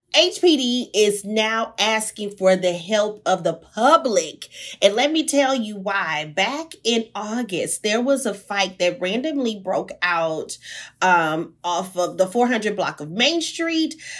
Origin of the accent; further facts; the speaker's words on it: Houston, Texas, United States; I'm from the hood, I'm from Sunnyside.